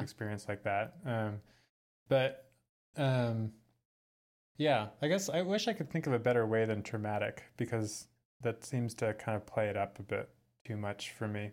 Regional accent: San Francisco, California, United States; moved away; I'm from San Francisco, um, but now I live in my van full-time.

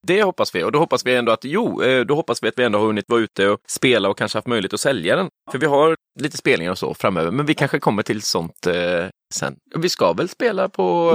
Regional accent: Huskvarna, Jönköping County, Sweden; moved away; Jag är uppvuxen i eh, Huskvarna utanför Jönköping

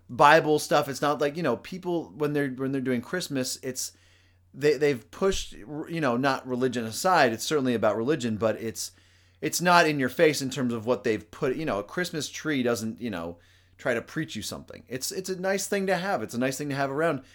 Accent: United States; as an American

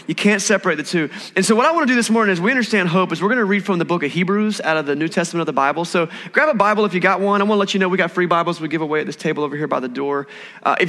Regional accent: Eastern North Carolina, United States; I grew up in Eastern North Carolina.

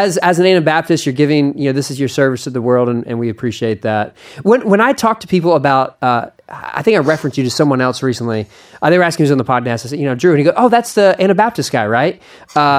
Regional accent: Philadelphia, Pennsylvania, United States; now in Austin, United States; I am from Philadelphia

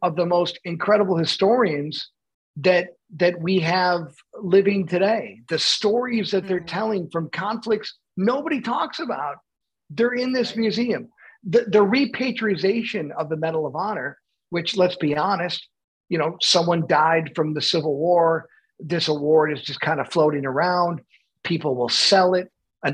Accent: Buffalo, New York, United States; I'm from Buffalo

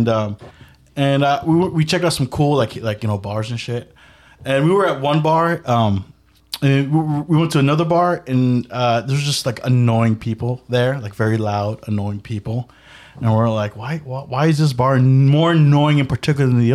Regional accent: the Bay Area, California, United States; I'm from the Bay

